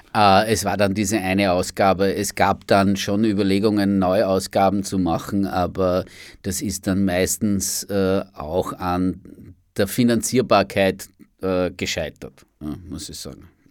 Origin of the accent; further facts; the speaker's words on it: Amstetten, Lower Austria, Austria; moved away as an adult; now in Vienna, Austria; ich bin zum Studieren nach Wien gekommen, Anfang der 1980er Jahre. Da kann man sich jetzt auch ungefähr ausrechnen, wie alt ich bin. Ja. Und äh, und äh, bin ursprünglich in Amstetten geboren